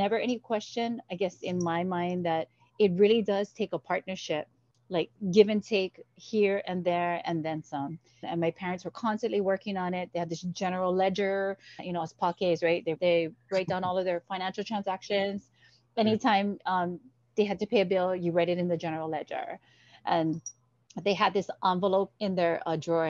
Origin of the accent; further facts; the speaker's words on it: Kaneohe, Hawaii, United States; moved away as an adult; also born or lived in Michigan; my hometown is Kaneohe. And I attended, you know, elementary at He'e'ia